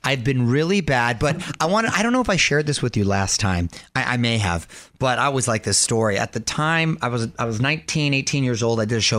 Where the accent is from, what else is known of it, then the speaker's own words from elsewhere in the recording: Del Mar, California, United States; We were in Del Mar, my hometown in San Diego, at the Del Mar Fair